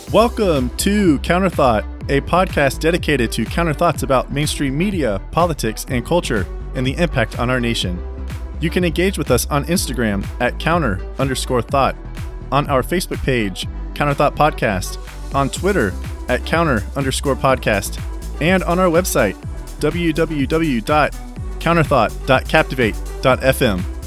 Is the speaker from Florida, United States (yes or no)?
yes; Ocala, Florida, United States; my hometown in Florida, in Ocala